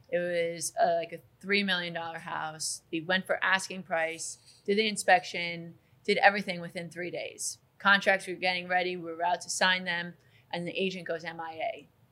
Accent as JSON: {"language": "English", "town": "Glen Cove", "region": "New York", "country": "United States", "tie": "born or raised there", "said": "I grew up in Glen Cove"}